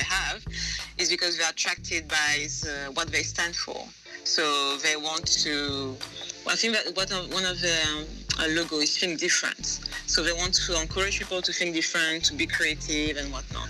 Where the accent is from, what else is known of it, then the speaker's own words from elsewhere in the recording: Martinique; first language French; English is a second language; also born or lived in Montpellier, France / Paris, France; now in United Kingdom; So I grew up in Martinique, um, then I studied in France for mm-hmm. a bit, and then I came into UK for work